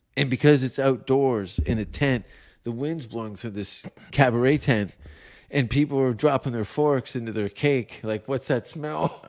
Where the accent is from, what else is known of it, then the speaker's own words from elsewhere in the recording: Hamilton, Ontario, Canada; Martin Short and Eugene Levy are from my hometown